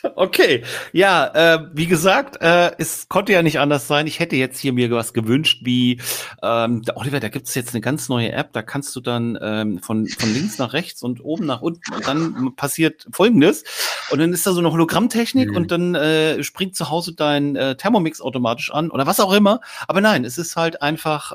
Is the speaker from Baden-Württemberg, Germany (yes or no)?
no; Hamburg, Germany; als Hamburger